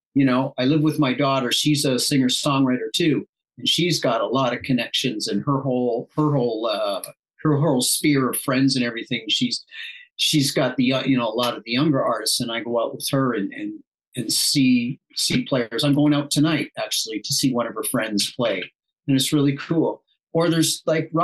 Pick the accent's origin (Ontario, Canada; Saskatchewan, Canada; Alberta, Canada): Ontario, Canada; Toronto; moved away as an adult; also born or lived in Illinois; now in Nashville, United States; I am originally from Canada, from Toronto